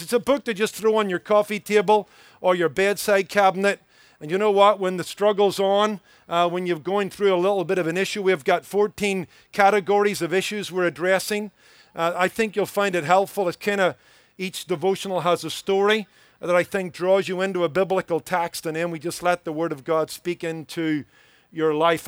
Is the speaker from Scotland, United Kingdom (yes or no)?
no; Belfast, Northern Ireland, United Kingdom; accent: Irish; moved away as an adult; I was born in the be, city of Belfast